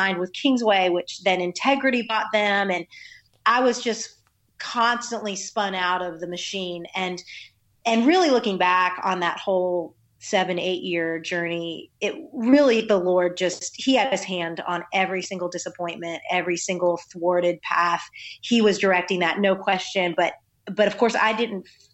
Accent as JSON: {"language": "English", "country": "United States", "tie": "born or raised there", "moved": "yes", "lives_now": "Nashville, United States", "said": "I grew up right outside of Washington, D.C., and was born to a pastor"}